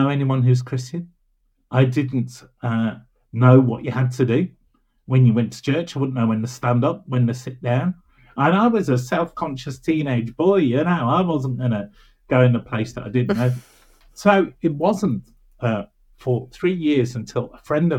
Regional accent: Birmingham, West Midlands, United Kingdom; growing up in Birmingham, that wonderful, divine city of Birmingham

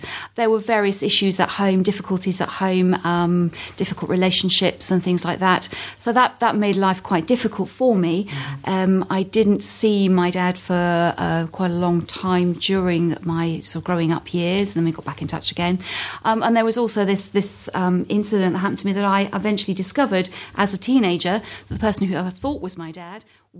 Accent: London, United Kingdom; also born or lived in Hampshire / Surrey; Well, I was born in Hampshire, spent some of my childhood in Surrey and most of my teenage years in North London, so I'm a good home counties girl.

